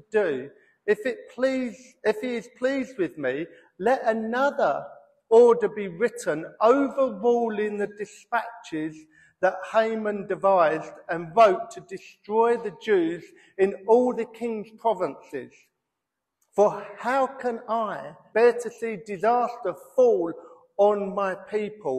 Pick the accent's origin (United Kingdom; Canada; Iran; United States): United Kingdom; we're British and we moan